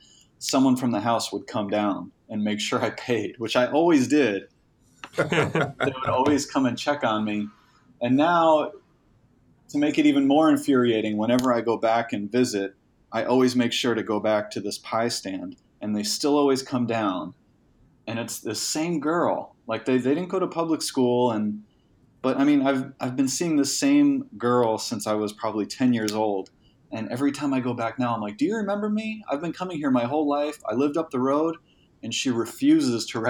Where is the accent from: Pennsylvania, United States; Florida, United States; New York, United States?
Pennsylvania, United States; Honesdale; moved away as an adult; I grew up in a very small town called Honesdale, Pennsylvania